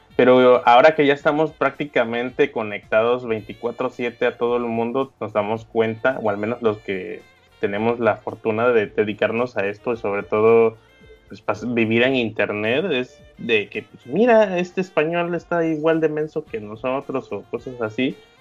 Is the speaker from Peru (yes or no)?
no; Mexico